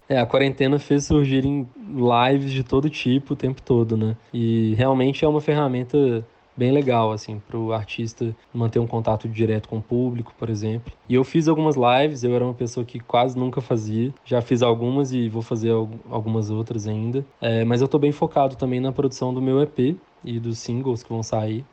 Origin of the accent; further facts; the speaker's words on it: Belo Horizonte, Minas Gerais, Brazil; Eu nasci, fui criado e moro até hoje em Belo Horizonte